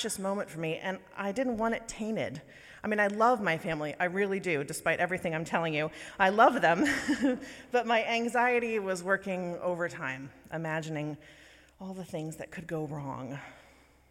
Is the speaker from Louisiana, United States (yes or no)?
yes; New Orleans, Louisiana, United States; moved away; I was born and raised in the South, in Louisiana, and New Orleans to be specific